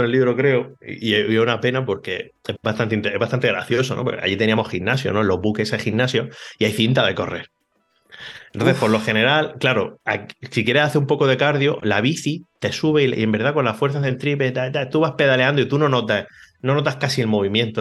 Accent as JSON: {"language": "Spanish", "town": "Cartagena", "region": "Region of Murcia", "country": "Spain", "tie": "born or raised there", "also_born_or_lived": "Barcelona", "moved": "yes", "lives_now": "Mallorca, Spain", "said": "Cartagena, que casualmente es la ciudad donde yo nací"}